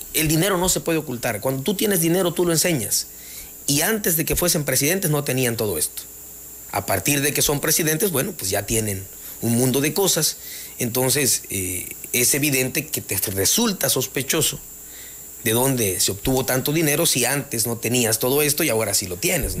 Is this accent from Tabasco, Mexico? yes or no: yes; Jonuta, Tabasco, Mexico; mi deseo es cambiarle la imagen a mi, a mi pueblo